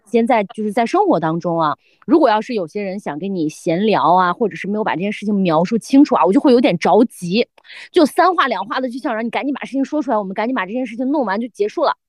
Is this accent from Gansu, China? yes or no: yes; Lanzhou, Gansu, China; 我们兰州人呢就把这个叫知客